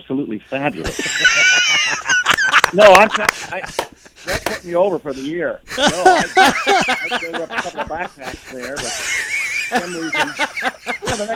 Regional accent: California, United States; I grew up in Southern California and in the gold country here in California. Most of my later years were here in the gold country

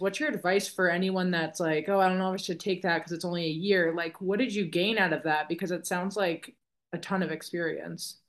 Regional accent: Boston, Massachusetts, United States; I'm from Boston

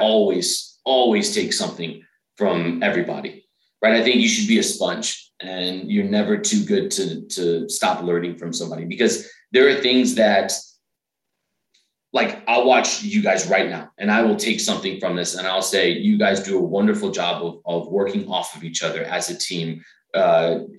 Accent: Dallas, Texas, United States; now in Nashville, United States; I'm originally from Dallas.

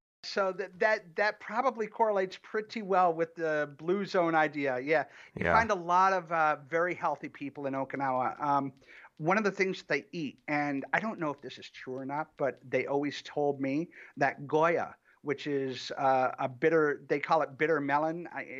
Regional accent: Ann Arbor, Michigan, United States; Well, no, I'm originally from Michigan. I grew up in Michigan, in and around Ann Arbor.

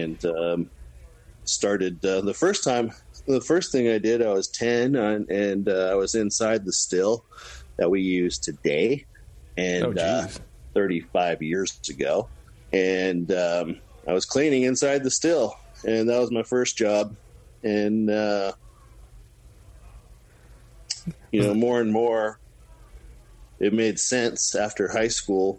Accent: California, United States; I was born in California

